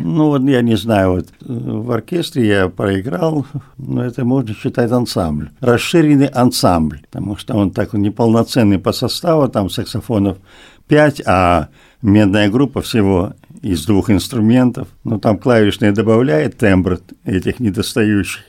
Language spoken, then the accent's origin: Russian; the Far East, Russian Far East, Russia; мы с Дальнего Востока